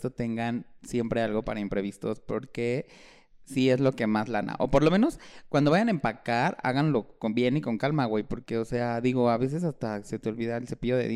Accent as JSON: {"language": "Spanish", "country": "Mexico", "said": "Y somos mexicanos."}